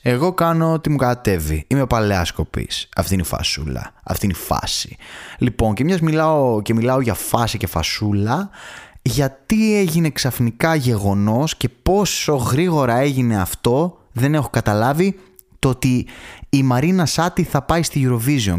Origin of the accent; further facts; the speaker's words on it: Thessaloniki, Central Macedonia, Greece; εγώ δηλαδή που μεγάλωσα στη Θεσσαλονίκη